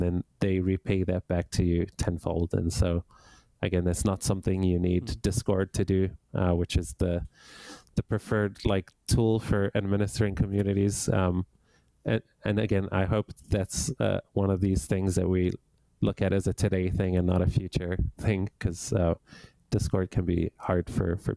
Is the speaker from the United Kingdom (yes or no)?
no; Johannesburg, Gauteng, South Africa; now in Canada; I grew up in Johannesburg, South Africa, and I moved to Canada over 20 years ago